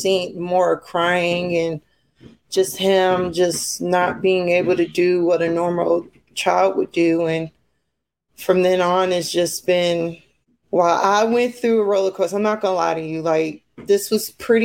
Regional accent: New Jersey, United States; now in Minnesota, United States; I'm originally from New Jersey, so I've been in Minnesota for a while

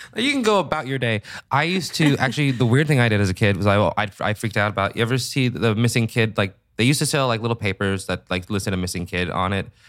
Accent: Seattle, Washington, United States; I'm from Seattle, Washington

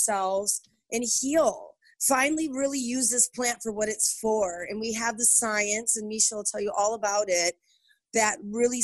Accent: Michigan, United States; I'm from Michigan, and I grew up on a dirt road

